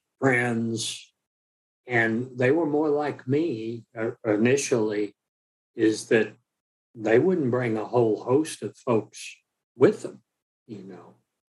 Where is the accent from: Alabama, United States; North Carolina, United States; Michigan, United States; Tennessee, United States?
Alabama, United States; I'm from Alabama